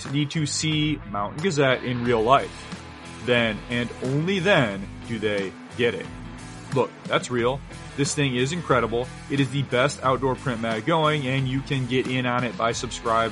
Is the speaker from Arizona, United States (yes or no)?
no; Sanford, Michigan, United States; I grew up in Midland County, Michigan, in a little town called Sanford that's about 10 miles away from your factory